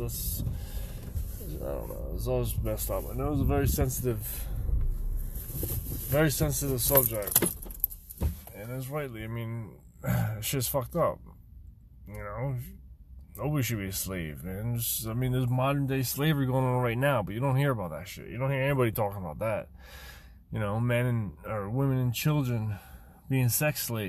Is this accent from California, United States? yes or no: no; outside Philadelphia, Pennsylvania, United States; I'm from Pennsylvania, right outside of Philadelphia, about, you know, 45 minutes or so